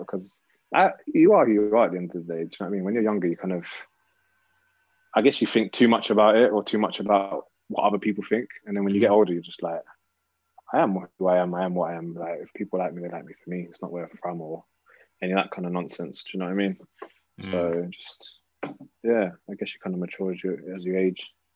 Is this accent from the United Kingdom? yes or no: yes; London, United Kingdom; growing up in North London now, so I moved I moved to North when I was quite quite young, probably eight or nine